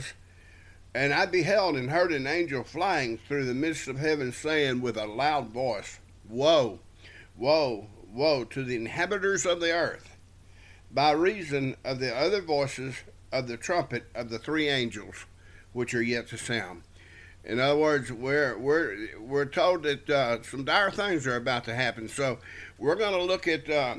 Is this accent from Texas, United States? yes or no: yes; South Texas, United States; wherever we were raised in South Texas, a lot of scorpions around